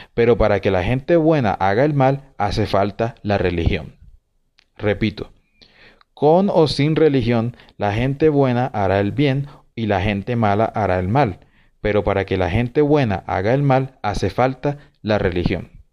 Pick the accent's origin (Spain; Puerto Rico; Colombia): Colombia; en Colombia, en mi país